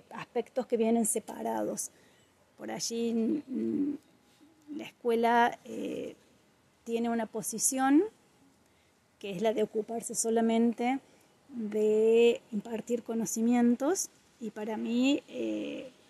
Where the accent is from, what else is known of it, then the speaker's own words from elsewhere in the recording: Córdoba, Argentina; moved away as an adult; now in Villa Carlos Paz, Argentina; soy mujer, soy Carlos Pacense, en realidad soy cordobesa, pero hace muchos años que vivo acá en Carlos Paz.